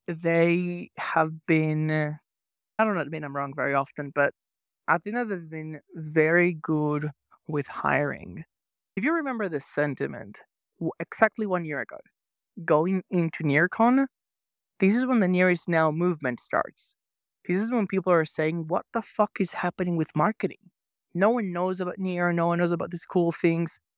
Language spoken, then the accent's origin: English; Venezuela; moved away; I grew up in Venezuela